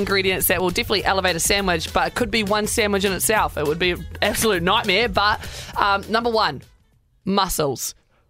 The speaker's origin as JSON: {"language": "English", "country": "New Zealand", "tie": "born or raised there", "said": "growing up as a Kiwi"}